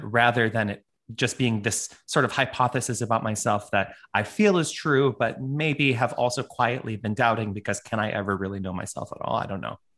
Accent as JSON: {"language": "English", "town": "Toronto", "region": "Ontario", "country": "Canada", "tie": "born or raised there", "also_born_or_lived": "New York, United States", "moved": "yes", "lives_now": "Honolulu, United States", "said": "I'm like a Canadian now living in a tropical"}